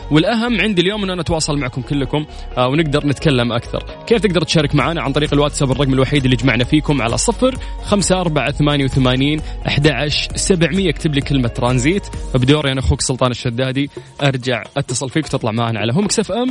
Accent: Riyadh, Riyadh Province, Saudi Arabia; انا من الرياض

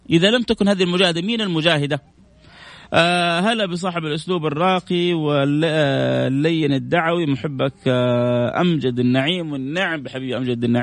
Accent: Pakistan; والله انا مدرس مدرسه آه، ايوه انا باكستاني امي هي بنت عمي هي إيه، في السعوديه

